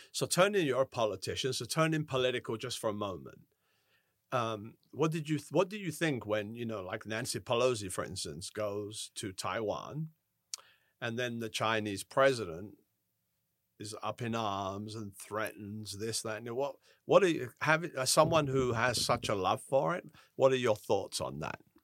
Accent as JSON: {"language": "English", "region": "England", "country": "United Kingdom", "moved": "yes", "said": "I'm from England"}